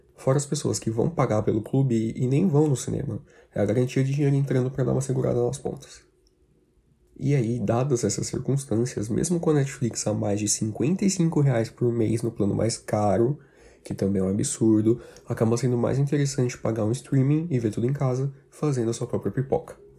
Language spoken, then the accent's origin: Portuguese; Brazil; principalmente aqui no Brasil